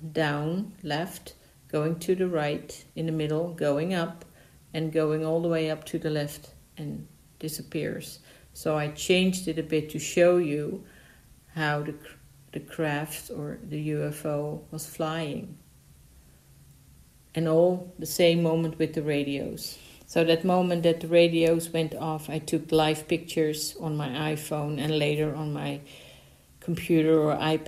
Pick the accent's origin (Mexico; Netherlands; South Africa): Netherlands; I'm from the Netherlands.